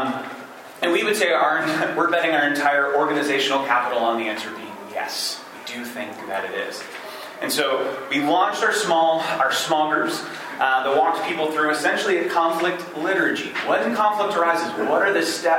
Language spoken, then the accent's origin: English; Michigan, United States; moved away as an adult; also born or lived in New York City; I am originally from Michigan, but I had been spending the last 4 years in church planting work in the heart of New York City